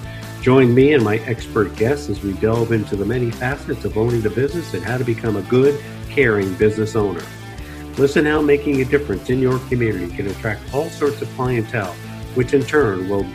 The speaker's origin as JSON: {"language": "English", "region": "New York", "country": "United States", "tie": "born or raised there", "also_born_or_lived": "Colorado / Connecticut", "moved": "yes", "lives_now": "Illinois, United States", "said": "I was born and raised in New York, but I have lived in Colorado. I've lived in Connecticut and I've lived here in Illinois for 12 years."}